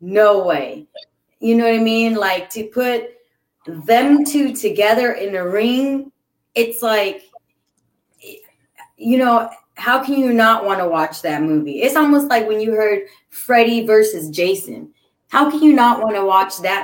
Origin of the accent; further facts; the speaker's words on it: California, United States; I'm a Californian